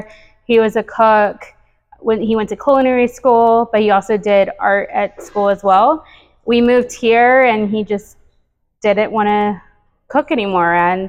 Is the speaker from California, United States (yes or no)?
no; The Woodlands, Texas, United States; so we moved to the Woodlands right after Harvey. I'm actually from the Woodlands though.